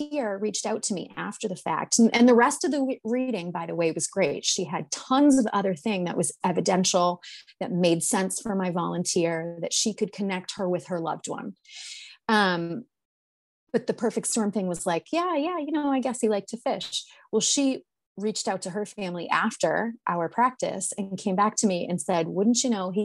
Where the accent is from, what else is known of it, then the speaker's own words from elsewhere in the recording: North Shore of Massachusetts, United States; now in Maine, United States; we are from Massachusetts. I live in Maine now, but we're from Massachusetts. We're from the North Shore of Massachusetts